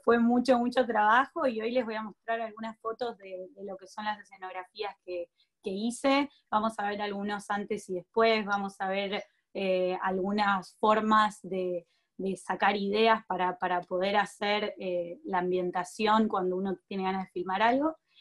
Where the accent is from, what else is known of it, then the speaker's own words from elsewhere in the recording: Argentina; me crié en Argentina